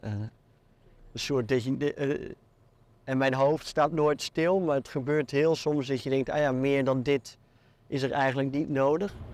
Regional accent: Netherlands; moved away as an adult; now in Belgium; als Nederlander in dit land

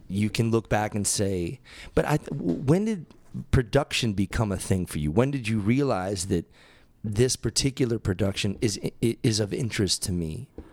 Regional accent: Massachusetts, United States; now in Tempe, United States; growing up in Massachusetts and moving out

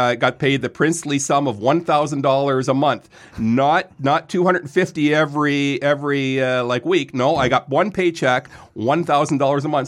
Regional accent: Lindsay, Ontario, Canada; also born or lived in Quebec / Vaudreuil; moved to Lindsay when I was eight.

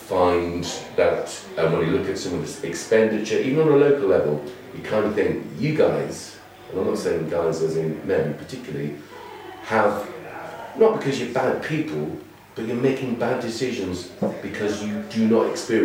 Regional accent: Yorkshire and the Humber, United Kingdom; born there; I just said I was born in East Yorkshire.

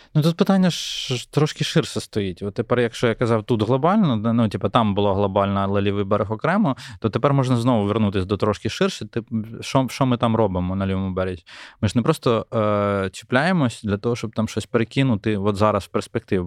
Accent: Ukraine; як українцю

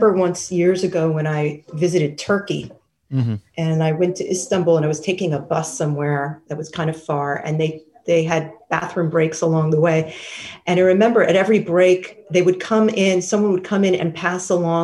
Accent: New York City, New York, United States; I grew up in Manhattan.

